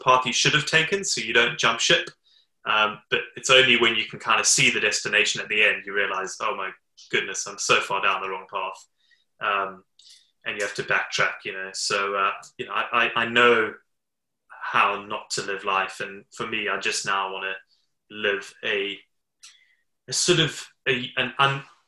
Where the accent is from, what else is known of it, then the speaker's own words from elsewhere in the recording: Zimbabwe; now in United Kingdom; I was born in Zimbabwe